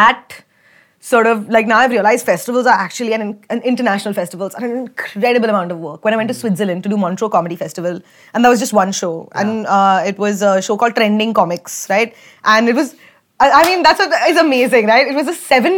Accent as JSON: {"language": "English", "country": "India", "said": "I'm from India"}